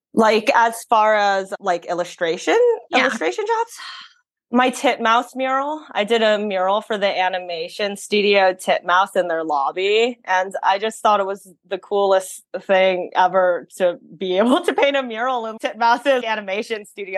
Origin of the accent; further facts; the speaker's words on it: San Francisco, California, United States; growing up in san francisco in the city that really influenced how many cultures I was able to be exposed